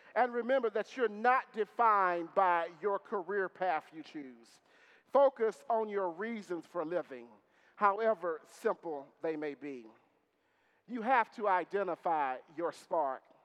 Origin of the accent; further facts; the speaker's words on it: Marshall, Texas, United States; my mother is a lifelong Methodist and lifelong member of the church I grew up in in Marshall, Texas